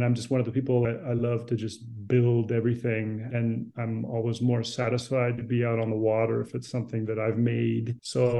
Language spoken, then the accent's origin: English; San Francisco Bay Area, California, United States; moved away as an adult; now in Italy; I was born in San Francisco and I grew up in the Bay Area.